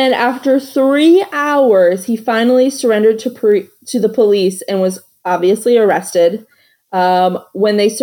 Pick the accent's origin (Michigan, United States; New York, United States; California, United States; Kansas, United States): Michigan, United States; the north where I'm from